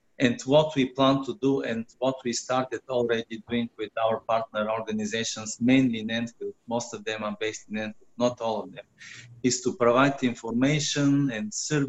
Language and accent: English; Bulgaria; now in London, United Kingdom; Yes, I was born in Bulgaria. My parents were born in Bulgaria. My grandparents were born in Bulgaria, but I'm a Bulgarian from Armenian backgrounds.